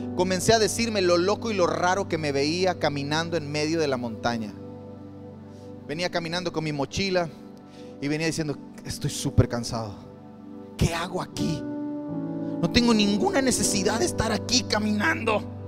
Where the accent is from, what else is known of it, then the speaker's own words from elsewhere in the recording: Campeche, Mexico; also born or lived in Quintana Roo; now in Cancún, Mexico; Nací en Campeche, pero pertenezco a Quintana Roo